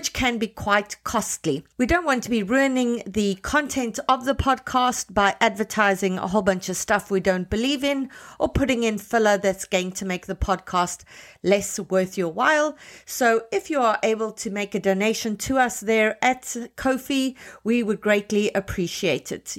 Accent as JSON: {"language": "English", "country": "Canada", "said": "as Canadian writers"}